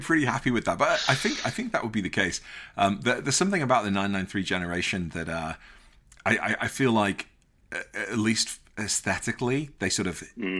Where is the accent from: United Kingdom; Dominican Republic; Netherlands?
United Kingdom; Liverpool, North West England; growing up in Liverpool